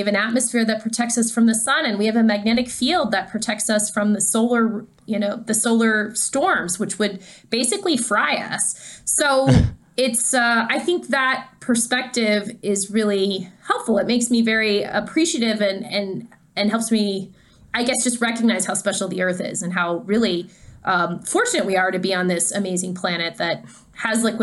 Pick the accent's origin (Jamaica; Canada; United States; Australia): Canada; I'm Canadian.